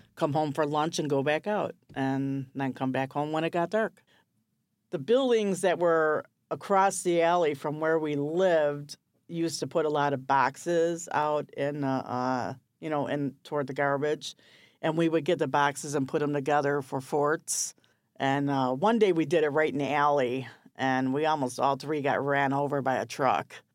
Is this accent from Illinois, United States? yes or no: yes; Chicago, Illinois, United States; born or raised there; also born or lived in Maryville, Tennessee